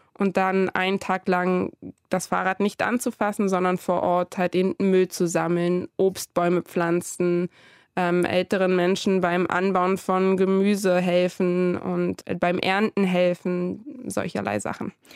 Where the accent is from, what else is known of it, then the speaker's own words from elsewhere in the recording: Germany; bei uns in Deutschland